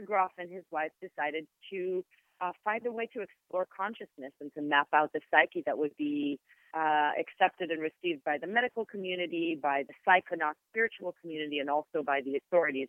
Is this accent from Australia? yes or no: no; Israel; first language Hebrew; English is a second language; moved away; also born or lived in New York; I'm Israeli, mm-hmm and my native language is Hebrew